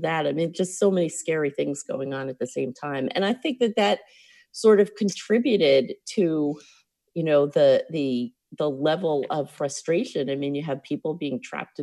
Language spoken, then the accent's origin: English; New York City, New York, United States; also born or lived in Long Island / Manhattan; I grew up in Brooklyn